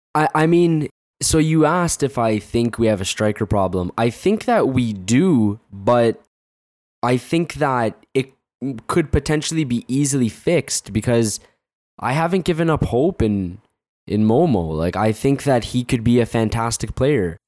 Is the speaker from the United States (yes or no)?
no; Canada; there's too much Canadian in me